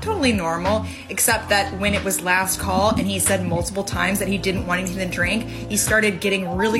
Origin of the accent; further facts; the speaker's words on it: Los Angeles, California, United States; My husband and I were born and raised in Los Angeles